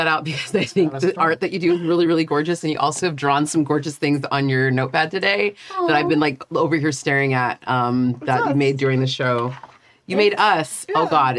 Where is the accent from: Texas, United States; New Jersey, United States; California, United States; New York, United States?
California, United States; San Diego; from San Diego, and I never went.